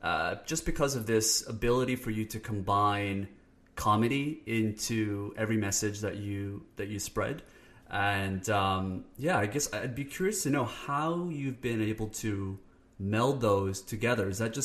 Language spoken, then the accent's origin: English; Canada; I'm Canadian, so we apologize.